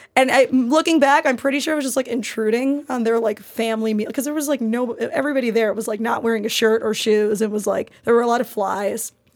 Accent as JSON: {"language": "English", "region": "New York", "country": "United States", "said": "I'm a New Yorker and we do not sleep"}